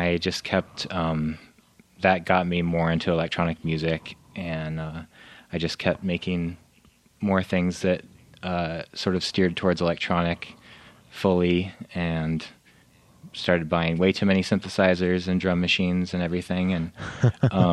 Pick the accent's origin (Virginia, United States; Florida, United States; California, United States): California, United States; moved away as an adult; also born or lived in New York; I'm originally from California